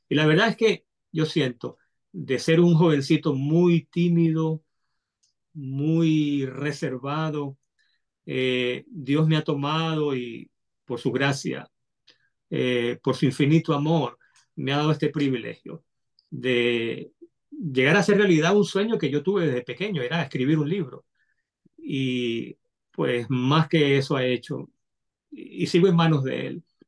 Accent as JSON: {"language": "Spanish", "town": "Caracas", "region": "Capital District", "country": "Venezuela", "tie": "born or raised there", "said": "yo soy, eh, a mucha honra, venezolano, nacido en Caracas, Caracas, Venezuela."}